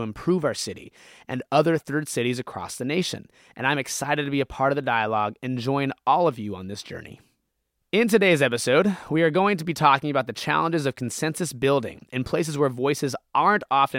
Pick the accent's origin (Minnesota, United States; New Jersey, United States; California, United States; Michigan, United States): California, United States; Stockton; I grew up in Stockton